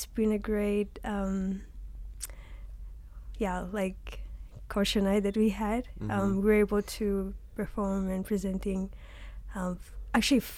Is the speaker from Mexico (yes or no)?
no; Vanuatu; moved away as an adult; now in Hawaii, United States; I was raised in Vanuatu since my mom is from Vanuatu